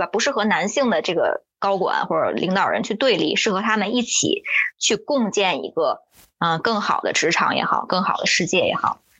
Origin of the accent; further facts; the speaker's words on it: China; 因为我是中国人，我了解这样在会上大家都有一些情绪化的前提下，其实是不能解决问题的